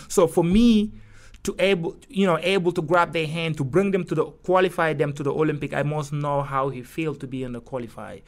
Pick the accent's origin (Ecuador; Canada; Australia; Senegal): Senegal; Kaolack; English is a second language; moved away as an adult; also born or lived in Dakar, Senegal / Barcelona, Spain; now in New York, United States; I was born in Kaolack